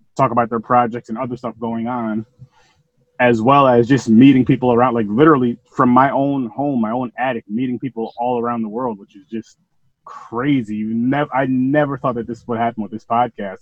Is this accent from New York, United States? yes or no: yes; Albany, New York, United States; I'm from Albany, New York.